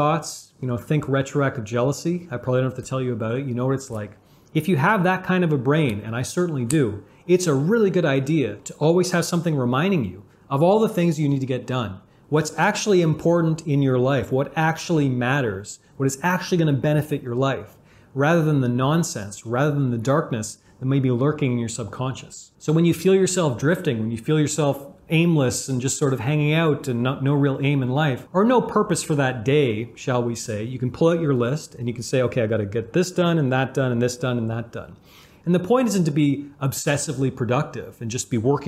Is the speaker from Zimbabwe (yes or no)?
no; Canada; I'm Canadian. I love hockey because I'm Canadian